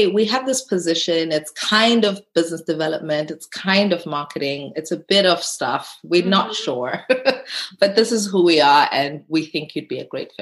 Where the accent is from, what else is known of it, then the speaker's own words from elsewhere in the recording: South Africa; as a South African